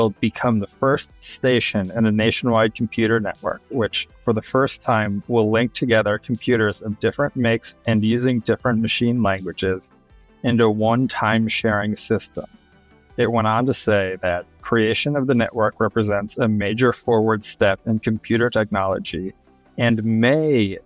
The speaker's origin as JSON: {"language": "English", "region": "Wisconsin", "country": "United States", "said": "I'm from Wisconsin. It's like farm town, Wisconsin"}